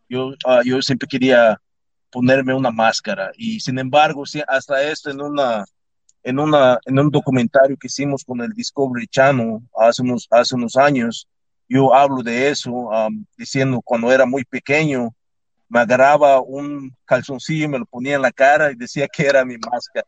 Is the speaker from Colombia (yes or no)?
no; Yucatán, Mexico; moved away; also born or lived in Tampa, Florida; Yo nací en el estado de Yucatán, nací en Mérida, yo crecí en, una, en un pueblito fuera de Mérida, de Yucatán, que se llama Tecash